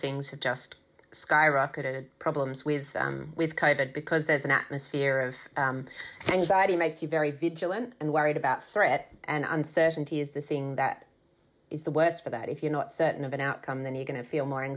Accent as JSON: {"language": "English", "town": "Sydney", "region": "New South Wales", "country": "Australia", "tie": "born or raised there", "also_born_or_lived": "Melbourne, Australia", "moved": "as an adult", "lives_now": "Brisbane, Australia", "said": "I grew up in Sydney"}